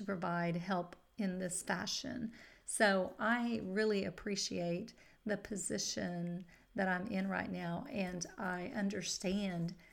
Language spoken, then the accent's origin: English; Katy, Texas, United States; my hometown of Katy, Texas